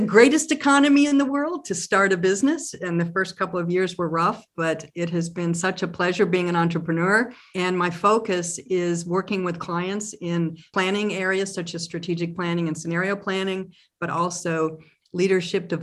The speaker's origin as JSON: {"language": "English", "town": "Tulsa", "region": "Oklahoma", "country": "United States", "tie": "born or raised there", "also_born_or_lived": "Massachusetts", "moved": "as an adult", "said": "I was born and raised in Tulsa"}